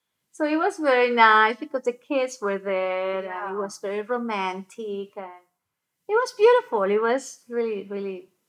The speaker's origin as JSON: {"language": "English", "country": "Colombia", "also_born_or_lived": "Boca Raton, Florida", "moved": "yes", "said": "I'm originally from Colombia. I was living in Boca Raton, Florida."}